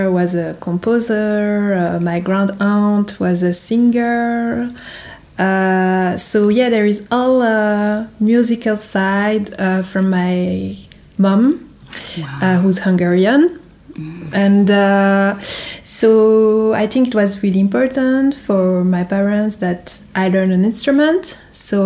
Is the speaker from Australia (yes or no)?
no; Geneva, Switzerland; my hometown in Geneva